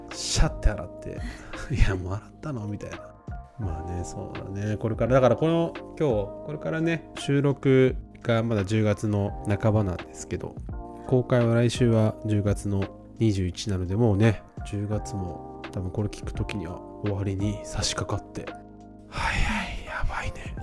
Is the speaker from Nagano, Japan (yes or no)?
yes; Nagano, Japan; moved away; 地元は長野なんだけど